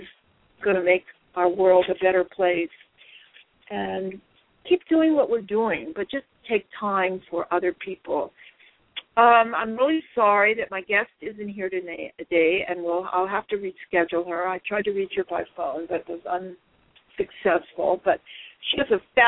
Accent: Hawaii, United States; moved away; We grew up in Hawaii together.

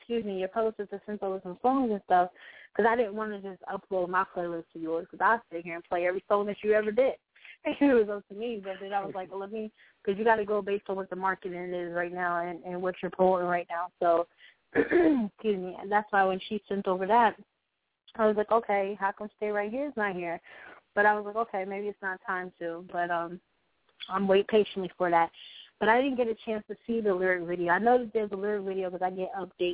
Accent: North Carolina, United States; now in New York, United States; I'm a North Carolina girl. I'm a country girl, but I moved to New York

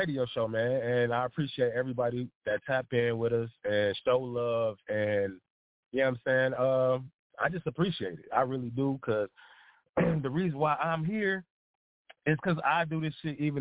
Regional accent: Detroit, Michigan, United States; I am from Detroit, from 7 Mile, just in case y'all was wondering, West Side

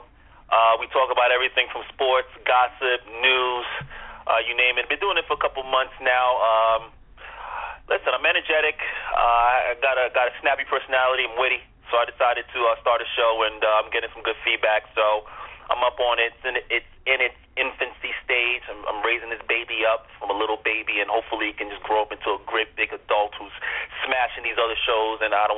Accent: New York City, New York, United States; they're in my hometown.

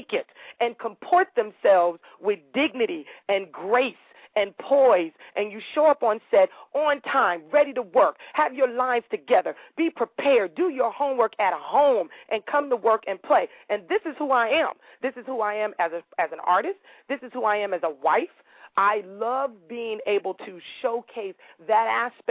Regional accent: Los Angeles, California, United States; I'm the girl from South Central

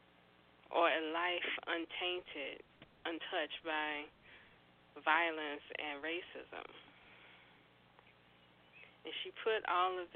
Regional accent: Roanoke, Virginia, United States; my hometown in Roanoke

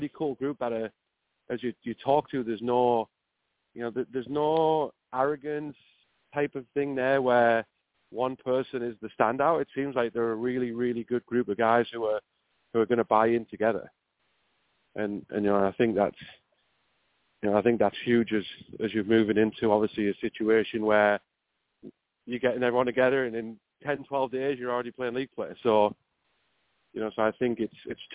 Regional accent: Middlesbrough, North East England, United Kingdom; now in Ohio, United States; I'm from Middlesbrough, originally.

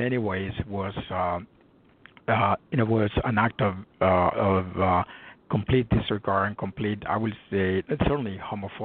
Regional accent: Guatemala; now in Los Angeles, United States; I was born and raised in Guatemala

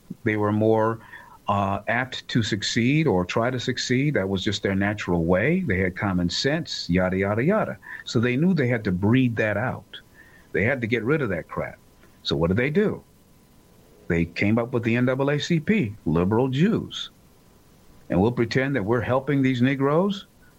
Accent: United States; I hate to say it as an American who happens to be black, but it's the truth.

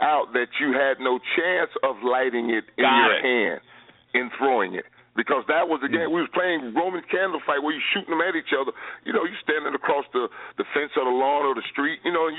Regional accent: Orange County, California, United States; I'm from Orange County.

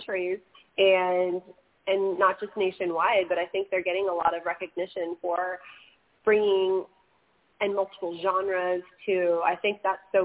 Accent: California, United States; I'm from California

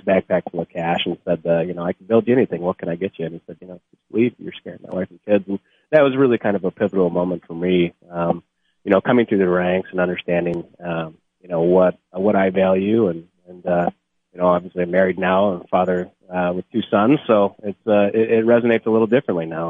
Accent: Charlevoix, Michigan, United States; also born or lived in Whitehall, Michigan; I'm from uh, Charlevoix, Michigan originally, graduated from Whitehall, Michigan.

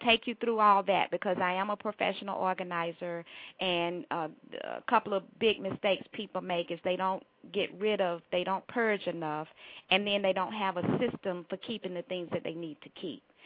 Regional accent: Durham, North Carolina, United States; moved away as an adult; now in Atlanta, United States; Durham, North Carolina is home. That's the accent. I live in Atlanta. I've been here since college for over 30 years

